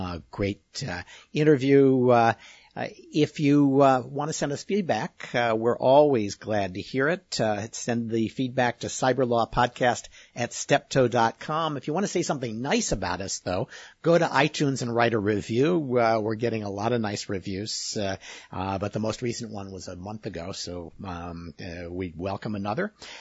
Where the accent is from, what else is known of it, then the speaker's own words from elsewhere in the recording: Scotland, United Kingdom; speaking as a Scot, we would for sure do that.